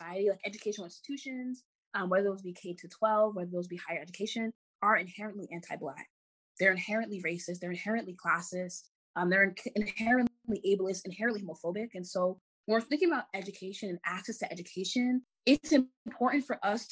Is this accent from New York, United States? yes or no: yes; New York City, New York, United States; I'm from Jamaica, Queens.